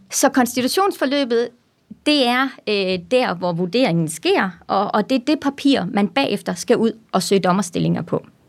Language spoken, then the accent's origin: Danish; Randers, Central Denmark Region, Denmark; also born or lived in Aarhus; så er jeg jo født og opvokset i Randers